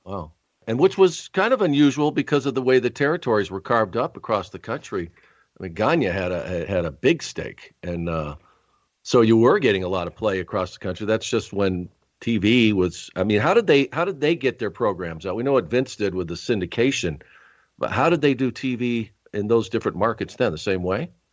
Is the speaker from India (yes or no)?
no; Rochester, New York, United States; I was actually born in Rochester, New York